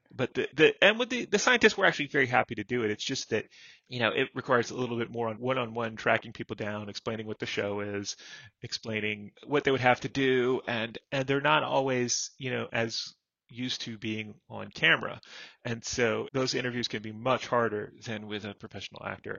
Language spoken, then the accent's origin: English; Florida, United States; I grew up in Florida